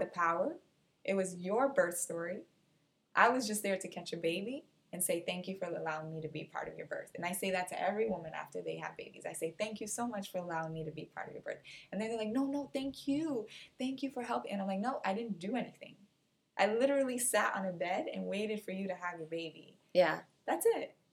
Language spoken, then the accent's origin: English; Cape Verde; now in United States; my home country, which is Cape Verde